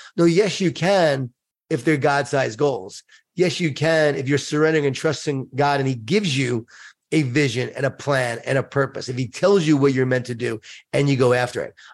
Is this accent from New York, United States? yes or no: yes; Long Island, New York, United States; I grew up in Long Island, New York